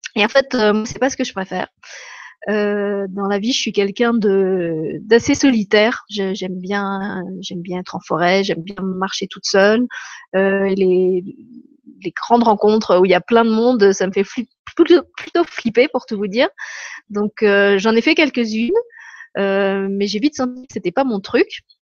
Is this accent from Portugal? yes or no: no; France; moved away as an adult; now in Luxembourg; je suis pas luxembourgeoise, mais je suis française.